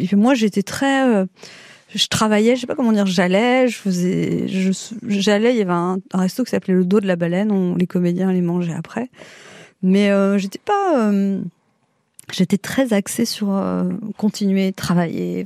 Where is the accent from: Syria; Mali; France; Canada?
France; Paris, Île-de-France; also born or lived in Neuilly-sur-Seine; je suis née dans le 17e et quand j'étais petite j'étais à Neuilly.